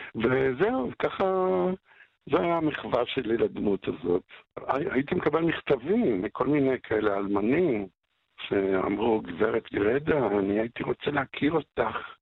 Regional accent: Haifa, Haifa District, Israel; אני גדלתי בחיפה, הסוציאליסטית, ואנחנו היינו הפולנים היחידים כמעט בשכונה של יקים, בהדר הכרמל

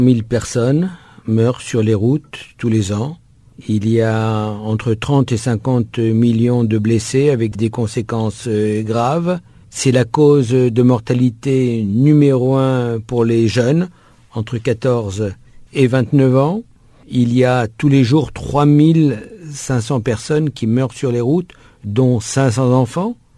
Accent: France; je suis français

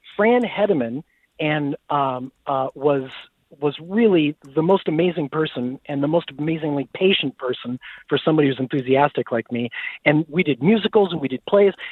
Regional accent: Des Moines, Iowa, United States; also born or lived in Dubuque, Iowa; when I grew up in Iowa. So I was born in Des Moines

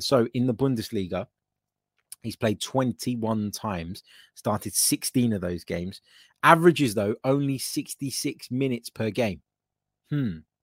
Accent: Cyprus; I'm from Cyprus

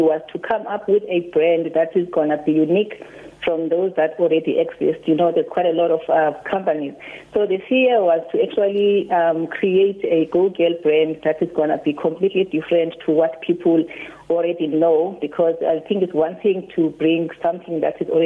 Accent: Mtansane, near East London, Eastern Cape, South Africa; I grew up in Mtansane, and we were living very far away from the city, which is the East London

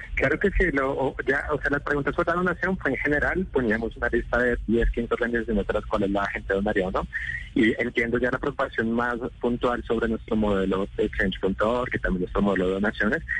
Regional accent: Colombia; somos los colombianos

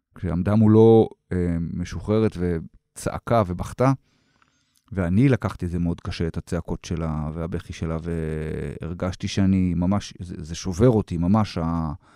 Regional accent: Israel; אני אזרח ישראלי

